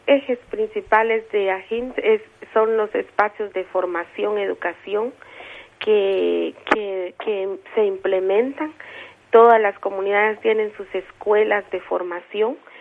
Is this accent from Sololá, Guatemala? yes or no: no; San Juan Sacatepéquez, Guatemala Department, Guatemala